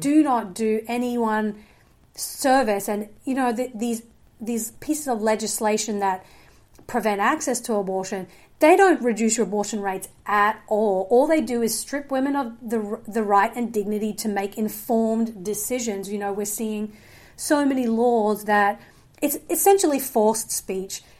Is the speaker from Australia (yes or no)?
yes; Australia; moved away; I did grow up in a, um, evangelical home in Australia. So I'm originally from Australia